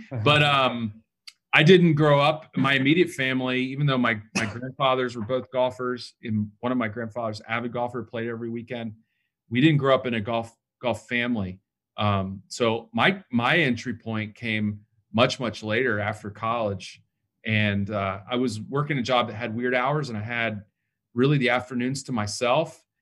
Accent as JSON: {"language": "English", "town": "Atlanta", "region": "Georgia", "country": "United States", "said": "I'm from Atlanta."}